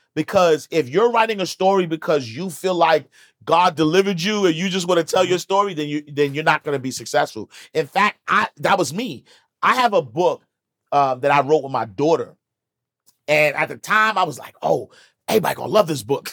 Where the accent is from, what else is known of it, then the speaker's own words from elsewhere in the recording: New York City, New York, United States; I'm from Harlem